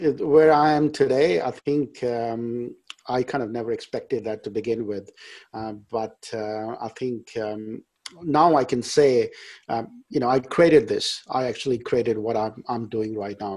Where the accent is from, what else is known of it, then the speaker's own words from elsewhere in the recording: India; English is a second language; moved away; I was born and brought up in India.